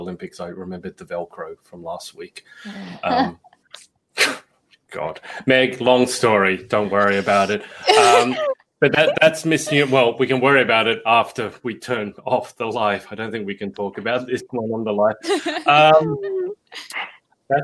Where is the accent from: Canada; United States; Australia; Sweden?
Australia; I'm from Australia